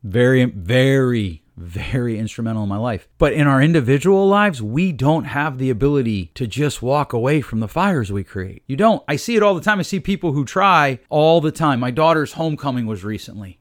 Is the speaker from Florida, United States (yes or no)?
no; Northeast Pennsylvania, United States; where I grew up out in Northeast P